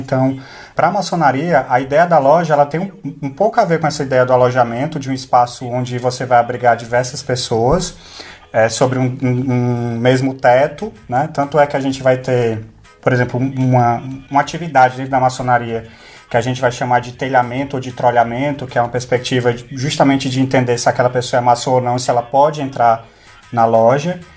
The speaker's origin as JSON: {"language": "Portuguese", "town": "Fortaleza", "region": "Ceará", "country": "Brazil", "tie": "born or raised there", "accent": "cearense", "moved": "as an adult", "lives_now": "England, United Kingdom", "said": "Sou de Fortaleza. É, nascido, criado estragado né, em Fortaleza, né? E no interior do estado."}